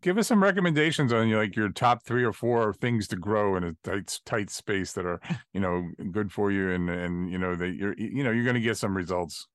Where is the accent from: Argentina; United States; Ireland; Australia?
Ireland; I'm an Irishman